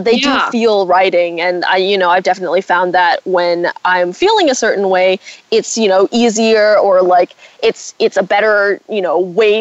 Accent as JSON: {"language": "English", "country": "United States", "said": "I'm Asian American"}